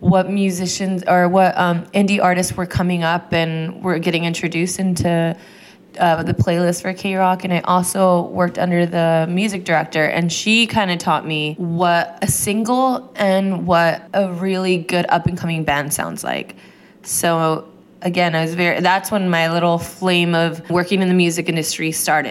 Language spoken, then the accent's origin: English; Los Angeles, California, United States; moved away as an adult; now in Melbourne, Australia; I am born and raised in Los Angeles, but I moved to Australia about a year ago, and I moved to this city called Melbourne